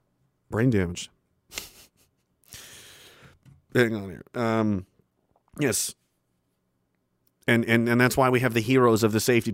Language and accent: English; Canada; I'm from the East Coast